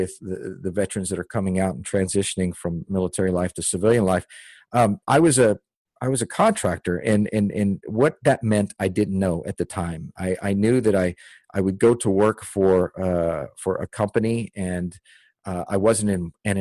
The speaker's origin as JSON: {"language": "English", "town": "Dickinson", "region": "Texas", "country": "United States", "tie": "born or raised there", "also_born_or_lived": "Houston, Texas / Austin, Texas / Germany", "said": "I grew up in Dickinson, Texas"}